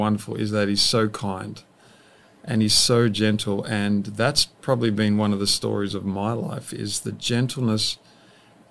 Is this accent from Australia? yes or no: yes; Australia; moved away as an adult; now in Redding, United States; we came from Australia, as you can tell, so the land of apparently dangerous animals